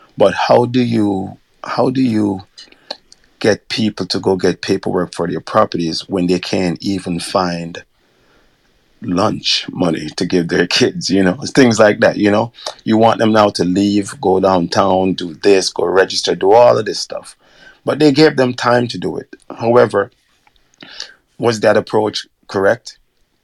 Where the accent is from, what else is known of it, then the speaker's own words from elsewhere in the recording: Kingston, Jamaica; moved away; growing up in Jamaica, especially I'm from Waterhouse, and I was born in Waterhouse